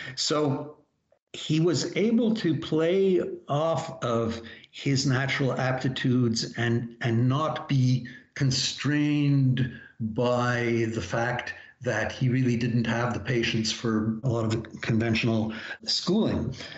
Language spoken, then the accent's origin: English; Montreal, Quebec, Canada; I was growing up in Montreal in the 1950s